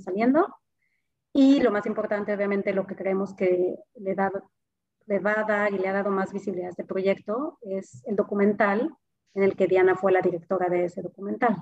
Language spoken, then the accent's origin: Spanish; Mexico; moved away as an adult; now in Melbourne, Australia; yo soy de México